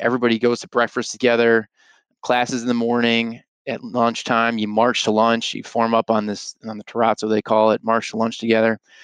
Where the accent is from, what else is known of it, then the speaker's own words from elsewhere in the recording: Arlington Heights, Illinois, United States; also born or lived in Colorado; I grew up in Arlington Heights, Illinois, just northwest of here